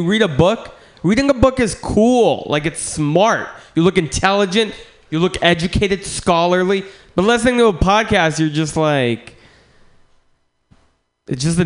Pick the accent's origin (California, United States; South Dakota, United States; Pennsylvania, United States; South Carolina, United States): California, United States; San Francisco; I'm from San Francisco, and I grew up here, but it's weird growing up here